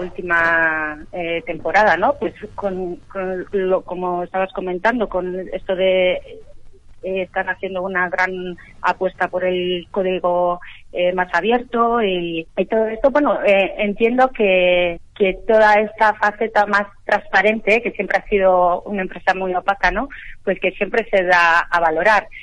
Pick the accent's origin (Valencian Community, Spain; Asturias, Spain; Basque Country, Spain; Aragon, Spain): Basque Country, Spain; now in London, United Kingdom; Yo soy del País Vasco